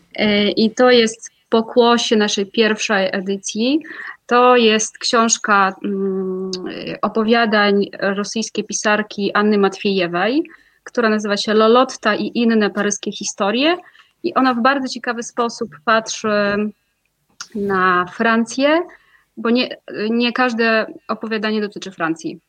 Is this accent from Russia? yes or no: yes; Moscow, Russia; Polish is a second language; moved away as an adult; ja pochodzę z Moskwy, e, tam się urodziłam.